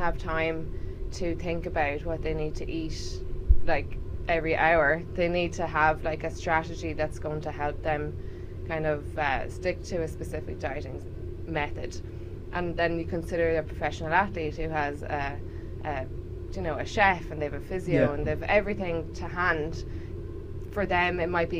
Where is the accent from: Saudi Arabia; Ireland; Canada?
Ireland; accent: Irish; moved away; also born or lived in Liverpool, United Kingdom; I am Irish, obviously. You can probably tell from the accent.